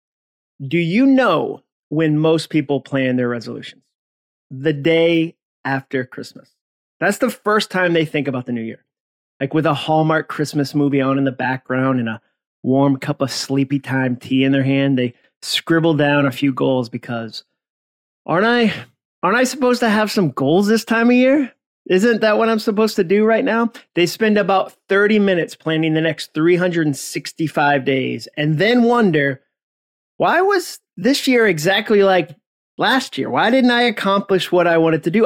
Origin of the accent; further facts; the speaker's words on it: Massachusetts, United States; I grew up in Massachusetts, so I use the word wicked occasionally instead of the word very